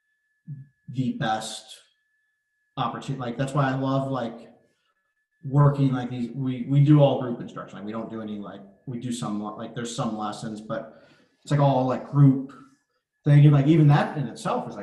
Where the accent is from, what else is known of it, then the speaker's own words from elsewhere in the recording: Avon Lake, Ohio, United States; moved away as an adult; also born or lived in Arizona / Mississippi; now in Pittsburgh, United States; I grew up in Avon Lake, Ohio